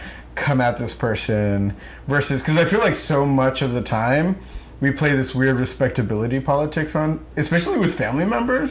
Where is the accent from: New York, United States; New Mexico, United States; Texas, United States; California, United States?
New York, United States; Rockland; I knew a lot of Central Americans growing up because of where I grew up in Rockland